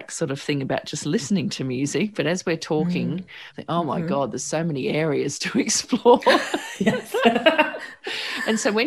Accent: Sydney, New South Wales, Australia; I grew up on the Northern Beaches where there's a certain look and vibe out here.

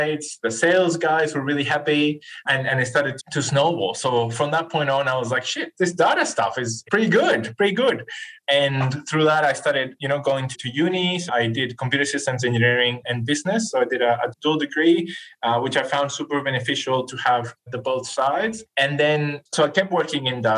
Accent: northern Chile, Chile; English is a second language; moved away as an adult; now in Australia; I'm originally from Chile, from South America. I grew up, as you said, in the north part of Chile

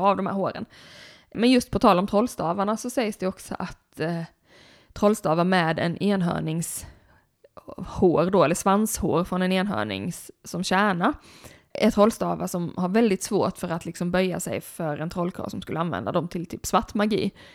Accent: Blekinge, Sweden; moved away; Blekinge där jag kommer ifrån, där, är liksom, där har vi ekoxe till exempel i vårt landskapsdjur

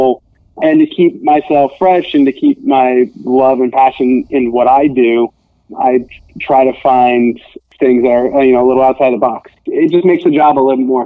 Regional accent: Vermont, United States; moved away as an adult; also born or lived in Boston; now in Los Angeles, United States; I grew up in Vermont.

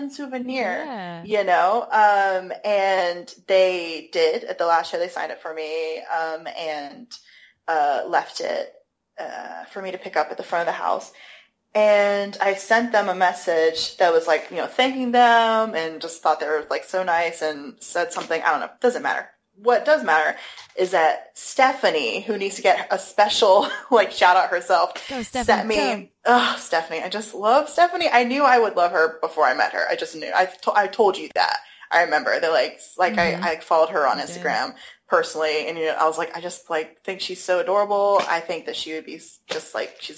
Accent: United States; I'm American

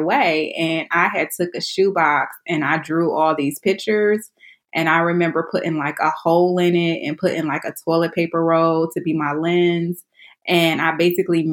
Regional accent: Detroit, Michigan, United States; moved away as an adult; now in Washington, D.C., United States; I'm originally from Detroit, Michigan, inner city, not the suburbs

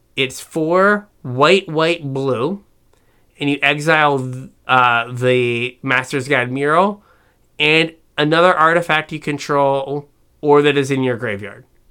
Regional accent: West Virginia, United States; I'm from West Virginia

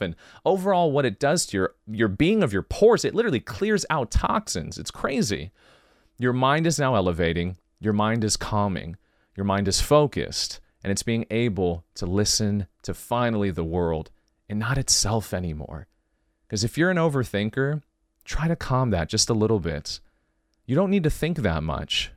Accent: California, United States; I'm from California, born and raised

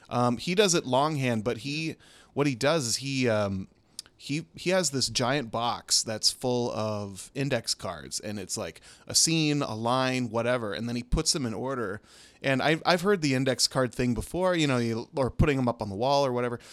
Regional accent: Minnesota, United States; moved away as an adult; also born or lived in Los Angeles; I'm from Minnesota originally, but we lived in L A for eleven years

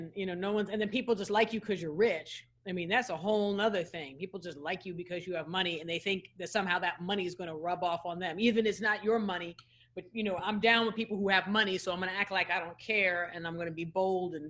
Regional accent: New York City, New York, United States; as a New Yorker, my uncle and aunt have done business with Fred Trump

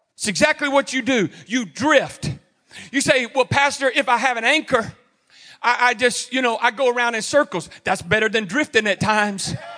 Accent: Houston, Texas, United States; also born or lived in Cleveland, Texas; growing up in Texas, I grew up, I was born and raised in Houston, lived in Cleveland.

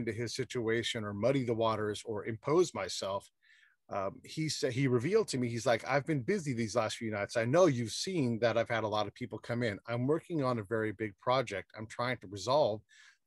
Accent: Northern California, United States; I'm from Northern California. We say the word hella a lot

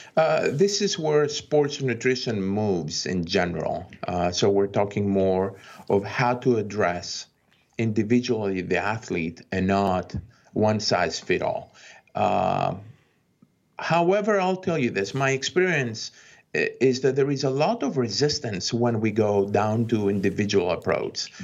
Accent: Greece; now in United States; when I was growing up in Greece

